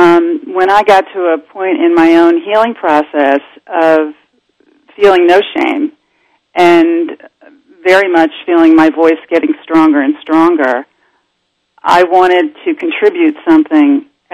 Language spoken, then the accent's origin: English; Brooklyn, New York, United States; Well, my story, you know, I grew up in Brooklyn, New York, and my father was a prominent physician.